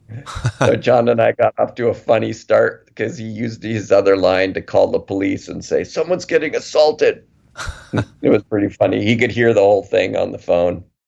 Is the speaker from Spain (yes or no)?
no; Calgary, Alberta, Canada; I grew up in Calgary